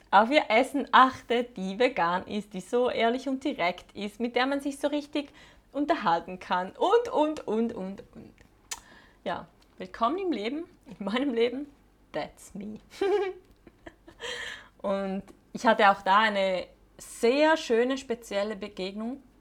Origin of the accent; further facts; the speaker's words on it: Switzerland; moved away; Die Schweiz, mein Heimatland, da wo alle meine Muster und Prägungen verankert sind.